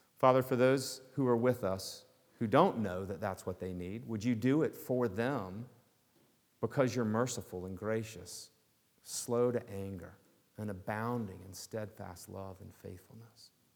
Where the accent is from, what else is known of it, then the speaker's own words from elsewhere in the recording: the South, United States; accent: Southern; now in Newton, United States; I grew up in the South. I would love to d-, disguise it sometimes, but you guys know from my accent, I can't disguise it at all